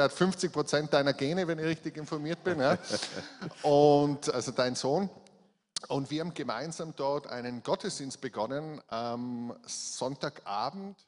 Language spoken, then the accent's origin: German; Innsbruck, Tyrol, Austria; accent: Tyrolean; also born or lived in Hall in Tirol; ich bin in Innsbruck geboren